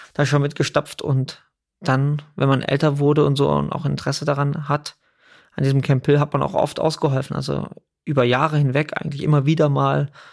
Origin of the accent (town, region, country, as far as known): Überlingen, Baden-Württemberg, Germany; born or raised there; also born or lived in Scotland